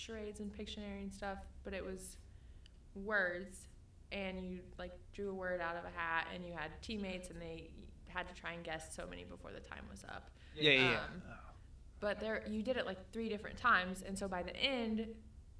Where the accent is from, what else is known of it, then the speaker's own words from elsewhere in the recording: Mound City, United States; Mound City, my hometown.